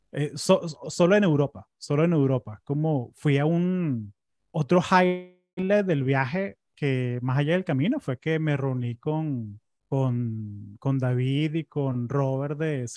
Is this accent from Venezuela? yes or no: yes; Caracas, Capital District, Venezuela; moved away as an adult; now in United States; yo me acuerdo cuando era chamo en Caracas